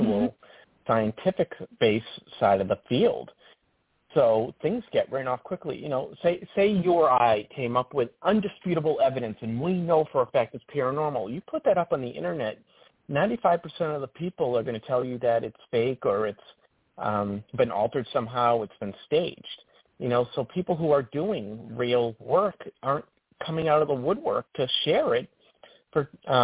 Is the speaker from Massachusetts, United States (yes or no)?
yes; Worcester, Massachusetts, United States; moved away as an adult; now in North Conway, United States; I'm from Worcester